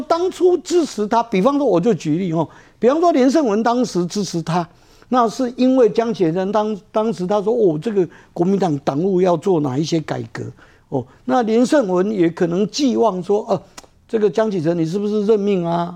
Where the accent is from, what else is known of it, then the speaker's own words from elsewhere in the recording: Taiwan; 我们两千三百万，我们台湾人